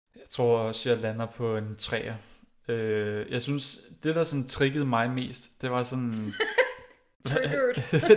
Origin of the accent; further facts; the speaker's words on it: Greve, Zealand, Denmark; jeg er vokset op i Greve